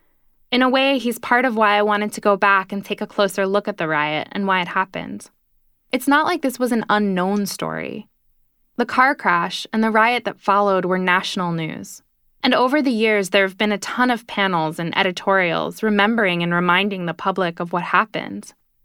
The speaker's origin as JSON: {"language": "English", "town": "New York City", "region": "New York", "country": "United States", "tie": "born or raised there", "said": "I was 6 years old, growing up in New York City."}